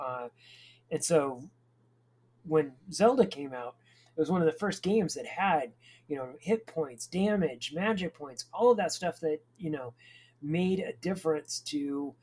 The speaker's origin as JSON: {"language": "English", "country": "United States", "said": "as an American"}